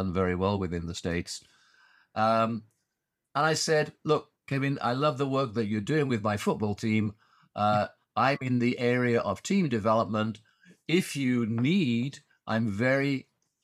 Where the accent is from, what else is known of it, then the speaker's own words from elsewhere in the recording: Huddersfield, Yorkshire and the Humber, United Kingdom; moved away as an adult; now in Singapore; My hometown football team, Huddersfield